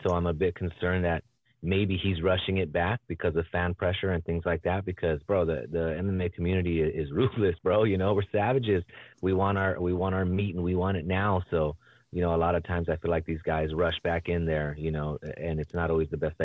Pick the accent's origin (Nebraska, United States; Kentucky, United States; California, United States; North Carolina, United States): California, United States; South Gate; also born or lived in Huntington Park, California / Lynwood, California / Norwalk, California / Downey, California; I grew up in largely in Southgate, bro. Southgate, California.